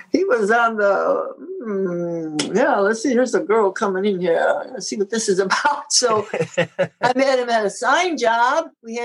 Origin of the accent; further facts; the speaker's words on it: Syracuse, New York, United States; I'm from Syracuse.